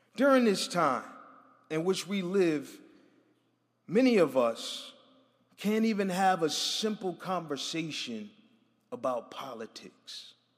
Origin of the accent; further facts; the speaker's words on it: Buffalo, New York, United States; I'm from Buffalo, New York, so I'm a little used to the cold